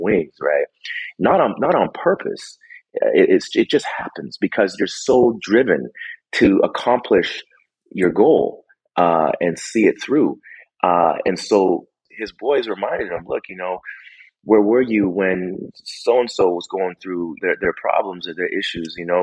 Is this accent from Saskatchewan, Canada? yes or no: no; Vancouver, British Columbia, Canada; I grew up in Vancouver, British Columbia, and most of my work has been done there.